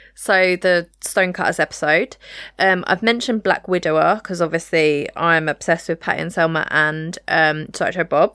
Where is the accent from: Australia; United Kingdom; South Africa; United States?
United Kingdom; us as British people